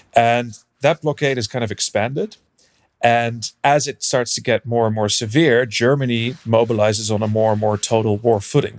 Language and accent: English; Brussels, Brussels-Capital Region, Belgium; moved away; also born or lived in Netherlands / United Kingdom; I'm originally from the Netherlands. So I grew up in Belgium in Brussels, and then I, uh, moved back to the Netherlands